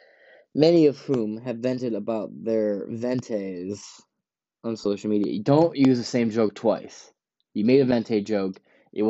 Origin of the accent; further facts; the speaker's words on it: Ypsilanti, Michigan, United States; I'm from Ipsy